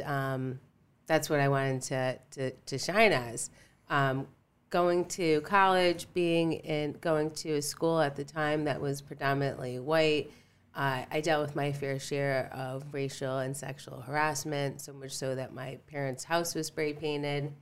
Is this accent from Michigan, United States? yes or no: no; Stratford, Connecticut, United States; I grew up in Stratford.